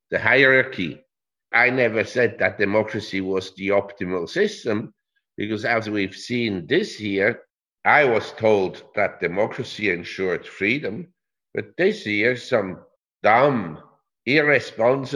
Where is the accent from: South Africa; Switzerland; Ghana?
Switzerland; I'm from Switzerland